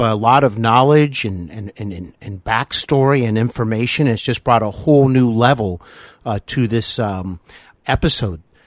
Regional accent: Cincinnati, Ohio, United States; I actually host Hollywood and Beyond here in my hometown of Cincinnati, Ohio

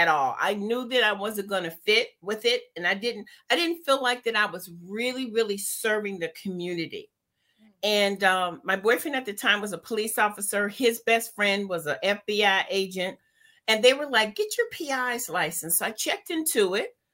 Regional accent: Cleveland, Ohio, United States; I'm from Cleveland, Ohio, you guys. Lived there the majority of my life

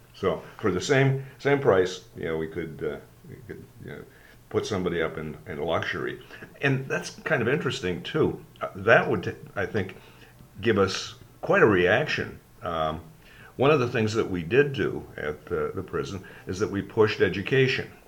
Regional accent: Sault Ste. Marie, Ontario, Canada; growing up in Sault Ste. Marie and growing up in Alec Muir Public School

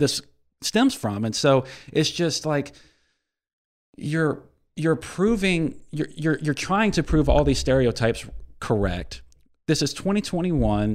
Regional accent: Ocean Springs, Mississippi, United States; serving my hometown

